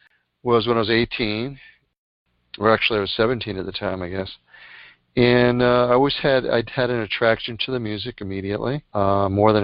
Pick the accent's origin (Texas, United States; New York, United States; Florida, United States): New York, United States; New York City; I was born in Bronx, New York.